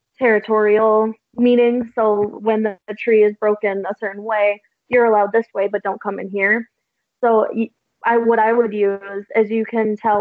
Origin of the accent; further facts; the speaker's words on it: Monroe, Michigan, United States; my hometown